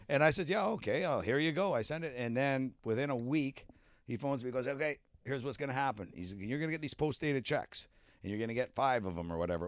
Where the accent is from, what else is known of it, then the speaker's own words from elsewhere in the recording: Canada; being a Canadian